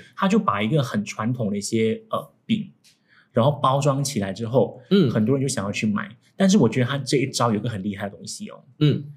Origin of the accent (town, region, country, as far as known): Singapore